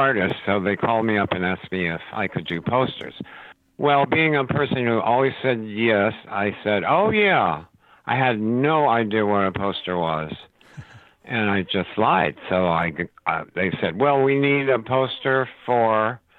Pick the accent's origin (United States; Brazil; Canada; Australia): United States; Miami Beach, Florida; moved away as an adult; also born or lived in Cleveland, Tennessee / Pittsburgh, Pennsylvania / Port Jervis, New York; I grew up in Miami Beach.